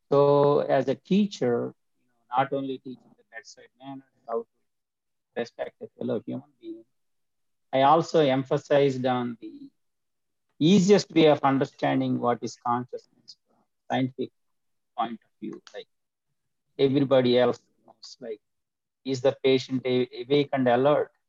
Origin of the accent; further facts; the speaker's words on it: India; moved away as an adult; now in United States; I am from India and I grew up in India for 25 years and then I came to United States 42 years ago.